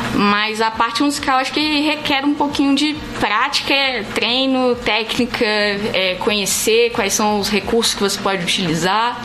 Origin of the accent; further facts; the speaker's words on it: Santos Dumont, Minas Gerais, Brazil; moved away as an adult; now in Brasília, Brazil; eu sou daqui de Santos Dumont mesmo